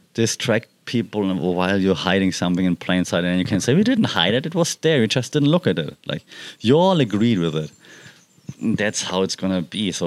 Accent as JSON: {"language": "English", "country": "Germany", "moved": "yes", "said": "I'm from Germany"}